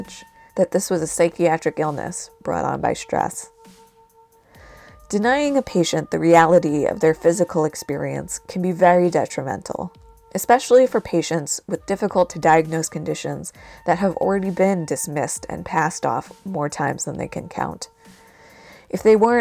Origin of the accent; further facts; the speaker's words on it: New Jersey, United States; my home state of New Jersey